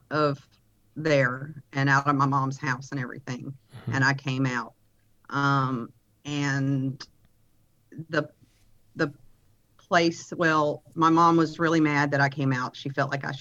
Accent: Lake Charles, Louisiana, United States; also born or lived in Oklahoma City, Oklahoma / Reeves, Louisiana; now in Houston, United States; I was born in Oklahoma City, Oklahoma, but my mom was from Louisiana. She moved us back down to Louisiana when I was a young baby, and so I was raised in the Lake Charles area.

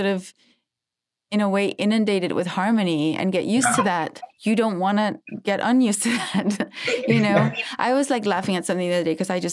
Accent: Denmark; now in Los Angeles, United States; I'm from Denmark

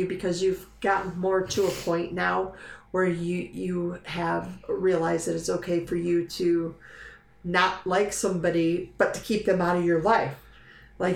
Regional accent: Dearborn Heights, Michigan, United States; I went to elementary school over in Dearborn Heights, Michigan.

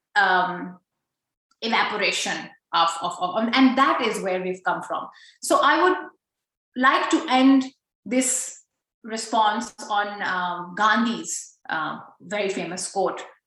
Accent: Pakistan; now in Australia; as a Pakistani Pashtun woman uh, living in Australia

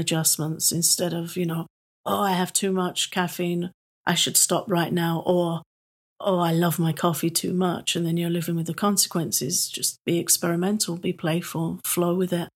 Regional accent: England, United Kingdom; I'm British.

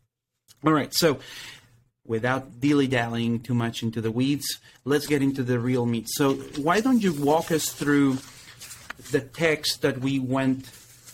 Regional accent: Mexico; moved away; I'm originally from Mexico

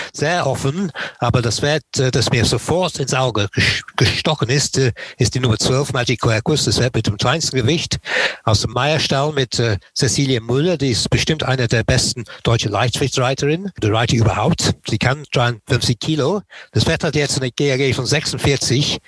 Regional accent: Nottingham, East Midlands, United Kingdom; German is a second language; moved away; ich bin in Nottingham geboren und aufgewachsen

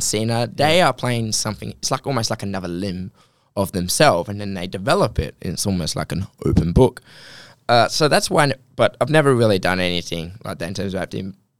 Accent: Australia

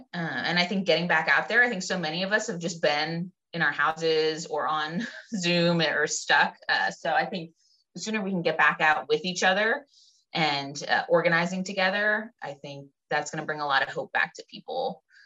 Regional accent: Pittsburgh, Pennsylvania, United States; I grew up in the Pittsburgh area, a little bit north of Pittsburgh

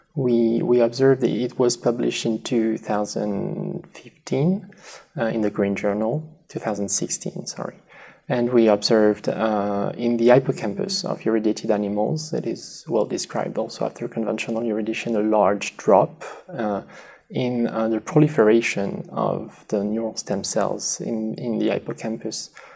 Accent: next to the Spanish border, southwest France, France; English is a second language; moved away as an adult; also born or lived in Paris, France / Lausanne, Switzerland; now in United States; I'm from France, originally in the southwest ne- next to the Spanish border.

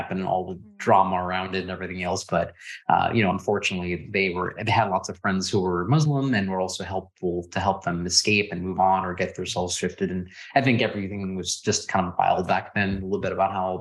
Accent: Houston, Texas, United States; also born or lived in Louisiana / India / New York; I got to Houston, and, you know, growing up in Houston

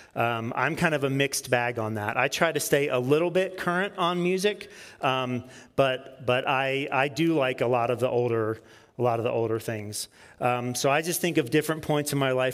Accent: Peachtree City, Georgia, United States; I grew up in Peachtree City, Georgia, south of Atlanta

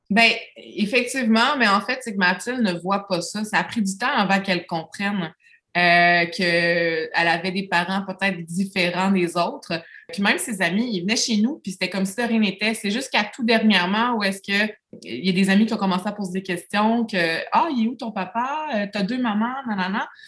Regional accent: Lévis, Quebec, Canada; now in Beauce, Canada; je viens de Lévis

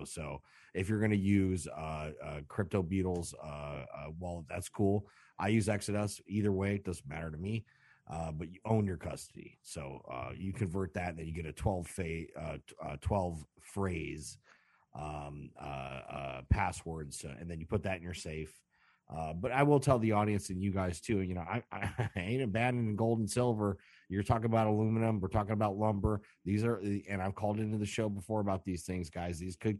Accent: Chicago, Illinois, United States; We're from Chicago.

